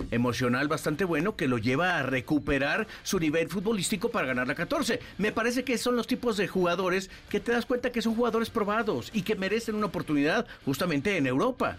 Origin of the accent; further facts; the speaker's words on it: Mexico City, Mexico; also born or lived in Mérida, Yucatán; yo nací en aquí eh, en la Ciudad de México, pero mi mamá también nos llevaba mucho tiempo a Mérida